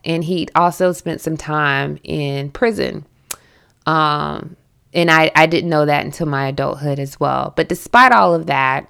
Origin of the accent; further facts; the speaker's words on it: Southern United States, United States; accent: Southern; And you should hear me when I go home, like my Southern accent becomes incredibly thick.